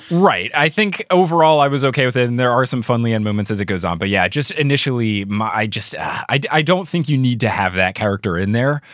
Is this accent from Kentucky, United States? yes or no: no; New Jersey, United States; New Jersey, my home state